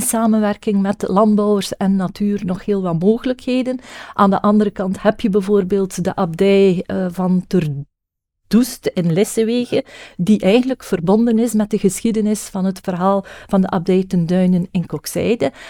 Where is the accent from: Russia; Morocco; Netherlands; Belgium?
Belgium; West Flanders; also born or lived in Knokke-Heist; ik ben natuurlijk West-Vlaamse